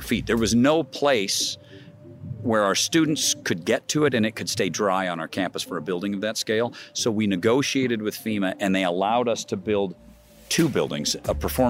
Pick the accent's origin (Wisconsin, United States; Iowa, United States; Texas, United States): Iowa, United States; Iowa City; moved away as an adult; I was born and raised in Iowa City, left to become an architect